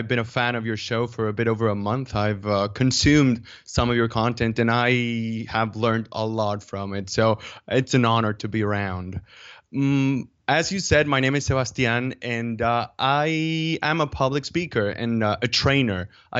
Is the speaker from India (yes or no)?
no; Dominican Republic; English is a second language; now in Mallorca, Spain; I'm from Dominican Republic, but I live in Mallorca, which is an island in the Mediterranean Sea. It's a Spanish island. And, well, I've been living here for a few years now.